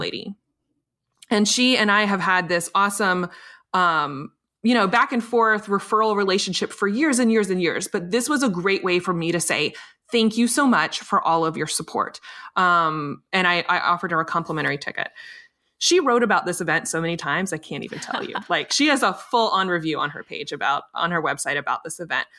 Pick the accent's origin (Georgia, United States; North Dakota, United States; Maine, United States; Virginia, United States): Virginia, United States; Richmond; my hometown of Richmond, Virginia